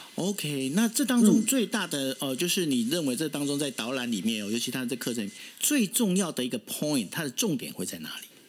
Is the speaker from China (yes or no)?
no; Taiwan; 我们台湾人，尤其是台南人用心的程度可以到这种地步